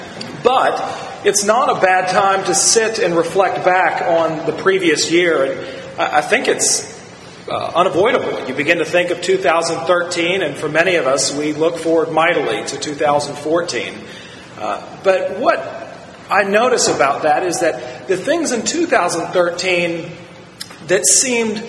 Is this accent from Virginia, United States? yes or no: yes; Virginia, United States; The county motto where I grew up in Virginia is, I bide my time